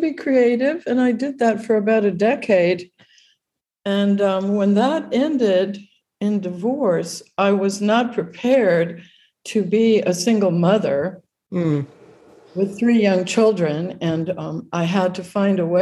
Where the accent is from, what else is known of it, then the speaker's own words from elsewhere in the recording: Honolulu, Hawaii, United States; I grew up during the territory days of Hawaii. Statehood happened when I was in ninth grade. So when I was growing up in Waikiki